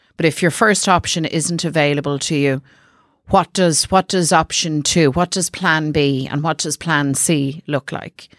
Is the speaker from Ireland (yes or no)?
yes; Dublin, Leinster, Ireland; I'm from South Dublin